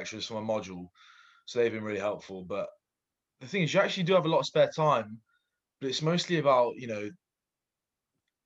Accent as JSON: {"language": "English", "town": "Maidenhead", "region": "South East England", "country": "United Kingdom", "tie": "born or raised there", "said": "I grew up in Maidenhead, the age of six."}